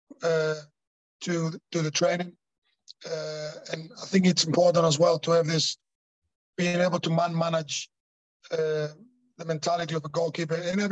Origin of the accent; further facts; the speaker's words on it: Thessaloniki, Central Macedonia, Greece; moved away; In my hometown, Salonika